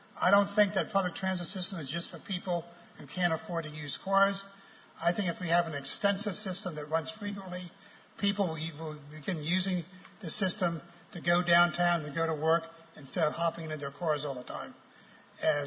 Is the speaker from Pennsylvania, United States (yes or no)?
yes; Philadelphia, Pennsylvania, United States; moved away as an adult; now in Charlottesville, United States; I was born and raised in Philadelphia, but I moved to a small suburb of Philadelphia